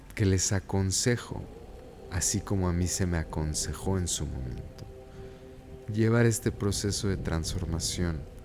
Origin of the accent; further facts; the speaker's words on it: United States; crecí en, un ambiente, pues, pochocho. Como buen niño americano